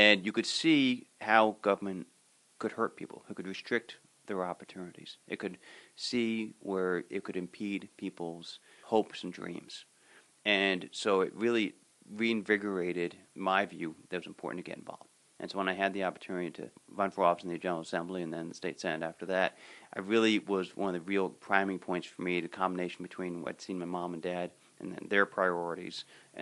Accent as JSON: {"language": "English", "town": "Livingston", "region": "New Jersey", "country": "United States", "tie": "born or raised there", "also_born_or_lived": "Washington, D.C. / Massachusetts", "said": "I grew up in Livingston"}